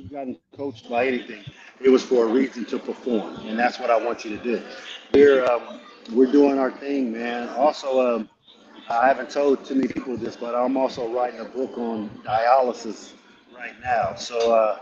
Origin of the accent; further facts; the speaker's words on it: Ohio, United States; now in Tampa, United States; I'm from Ohio and I live in Tampa, Florida now